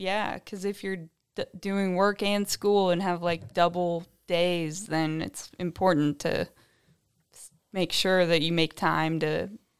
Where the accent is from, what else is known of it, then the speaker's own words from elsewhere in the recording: Indiana, United States; So I'm from Indiana. I went to college in New Orleans.